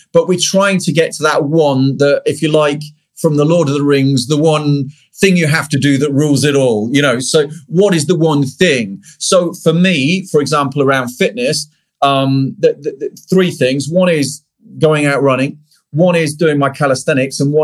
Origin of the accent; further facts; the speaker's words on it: United Kingdom; I'm British